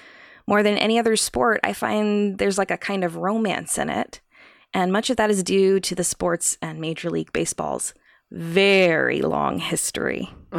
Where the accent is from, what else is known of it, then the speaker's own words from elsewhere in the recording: New York, United States; So I was born in New York, and I grew up in the 1990s era of the Yankees' dominance